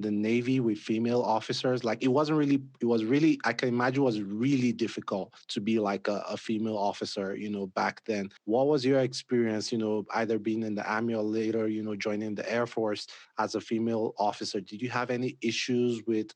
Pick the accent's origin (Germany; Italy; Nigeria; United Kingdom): Nigeria; moved away; I grew up in Nigeria